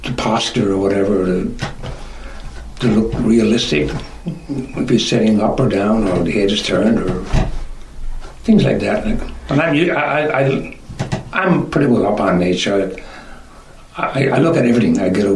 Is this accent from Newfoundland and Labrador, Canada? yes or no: yes; Trinity Bay, Newfoundland and Labrador, Canada; now in Wasaga Beach, Canada; Not as a little boy growing up in Trinity Bay.